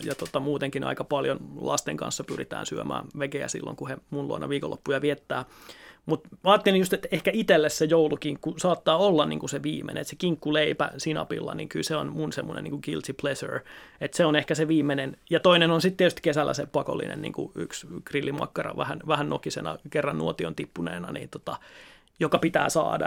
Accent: Seinäjoki, South Ostrobothnia, Finland; tulen Seinäjoelta

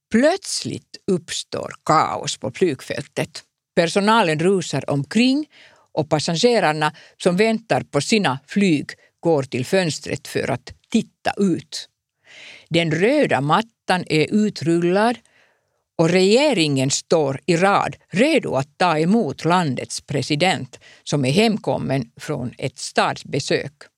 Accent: Finland; Swedish is a second language; jag är en finsk journalist

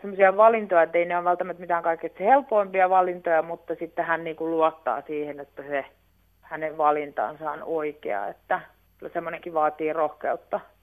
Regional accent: Viiala, Pirkanmaa, Finland; me ollaan Viilasta kotoisin

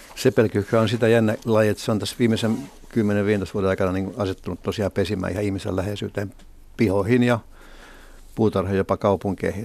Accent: Helsinki, Uusimaa, Finland; also born or lived in Iitti / Riihimäki; muutimme tota Helsinkiin Riihimäeltä ja sitä ennen Riihimäen kolme vuoden – asumista edelsi sitten äh, asuminen Iitissä, jossa mä oon syntynyt

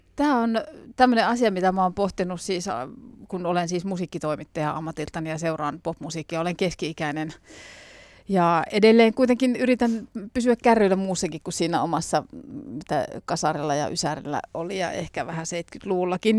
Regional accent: Jyväskylä, Central Finland, Finland; meillä päin Jyväskylässä

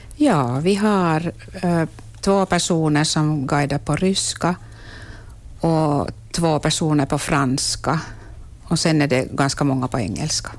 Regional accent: Vaasa-Korsholm area, Ostrobothnia, Finland; min hembygd

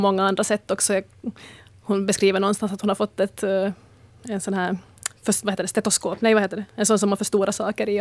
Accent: Ostrobothnia, Finland; Jag är österbottning

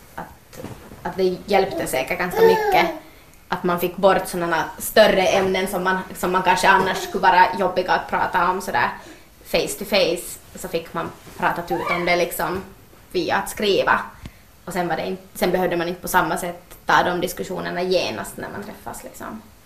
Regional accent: Ekenäs, Uusimaa, Finland; jag är ju hemma från Ekenäs

